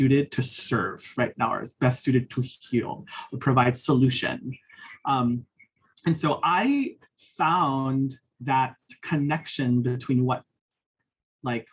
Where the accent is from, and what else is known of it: Hawaii, United States; born or raised there; now in Arizona, United States